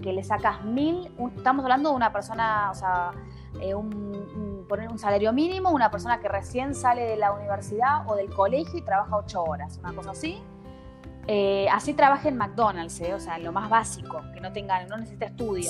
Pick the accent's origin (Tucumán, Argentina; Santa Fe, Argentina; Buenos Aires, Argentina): Buenos Aires, Argentina; moved away as an adult; now in Switzerland; yo soy de Buenos Aires